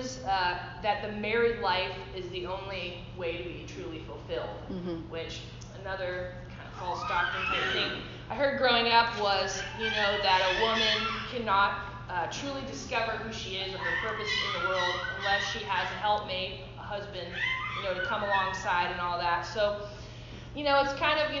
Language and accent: English; Midwest, United States; now in California, United States; growing up in the Midwest